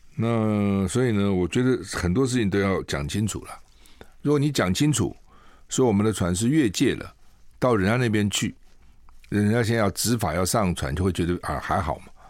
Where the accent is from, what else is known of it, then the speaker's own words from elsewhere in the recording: Taiwan; 我们台湾人